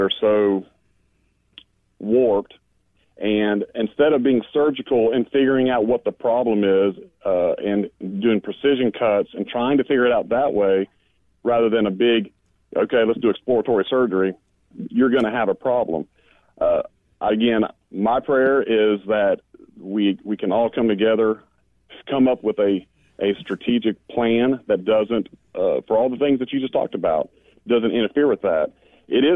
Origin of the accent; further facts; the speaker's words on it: United States; also born or lived in North Florida; as an American